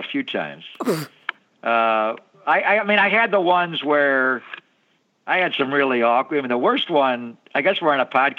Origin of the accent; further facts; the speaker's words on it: East Coast, United States; moved away; I'm from the East Coast